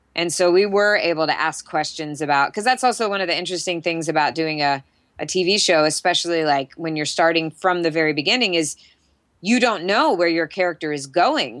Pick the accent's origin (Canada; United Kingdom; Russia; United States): United States; Jacksonville, Florida; moved away; I grew up in Jacksonville, Florida